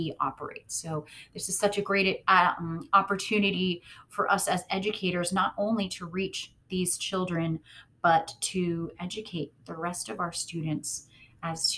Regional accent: United States; as American educators

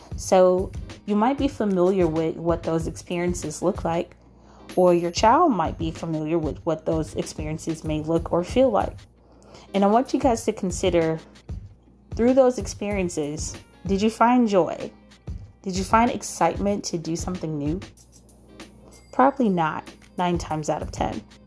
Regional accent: United States; as African American unschoolers

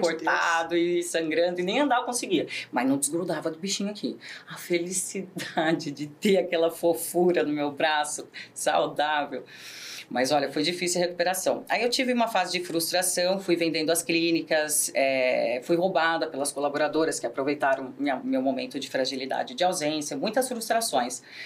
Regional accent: Americana, São Paulo, Brazil; sou natural de Americana

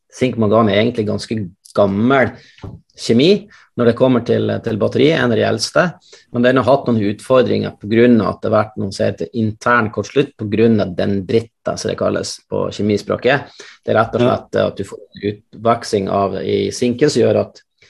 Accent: Mosjøen, Nordland, Norway; moved away; Jeg er opprinnelig fra Mosjøen sjøl

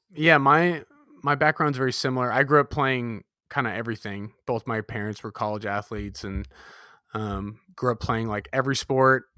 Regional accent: Southern California, United States; I grew up in Southern California

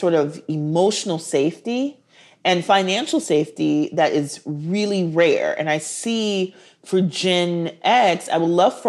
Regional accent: Minneapolis, Minnesota, United States; also born or lived in Milwaukee; I'm from Minneapolis, and George Floyd was murdered 6 blocks away from where I went to elementary school.

